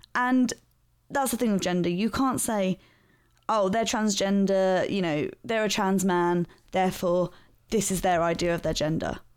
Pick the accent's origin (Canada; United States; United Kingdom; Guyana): United Kingdom; London; my hometown, which is South London